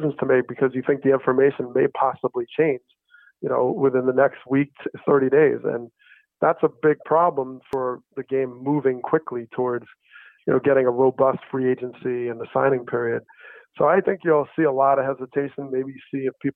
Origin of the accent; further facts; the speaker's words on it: New Jersey, United States; I grew up in New Jersey